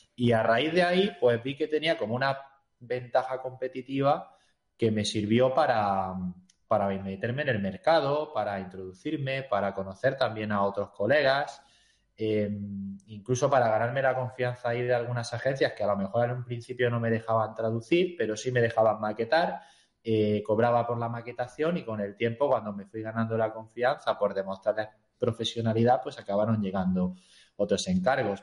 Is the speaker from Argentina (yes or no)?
no; Granada, Andalusia, Spain; moved away as an adult; now in Tomelloso, Spain; yo soy de Granada de toda la vida